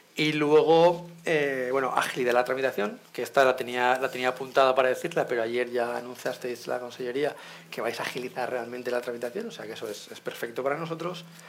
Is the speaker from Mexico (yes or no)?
no; Valencia, Valencian Community, Spain; siendo de Valencia